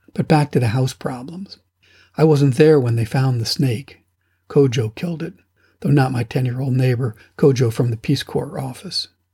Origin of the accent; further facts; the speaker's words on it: United States; I'm an American